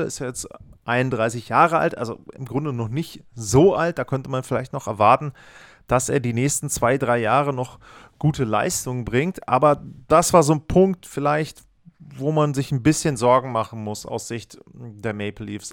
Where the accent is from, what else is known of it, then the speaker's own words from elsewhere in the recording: Northern Germany, Germany; ich bin zwar aus dem Norden, aber ich aus Deutschland, ich komme nicht aus Buffalo